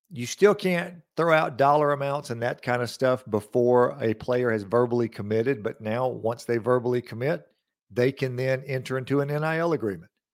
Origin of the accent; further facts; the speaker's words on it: Lawrence County, Mississippi, United States; I'm born and raised here. I'm from Lawrence County